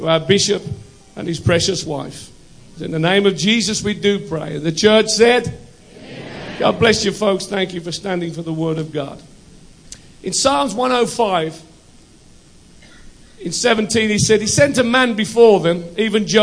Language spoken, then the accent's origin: English; United Kingdom; also born or lived in United States; I'm British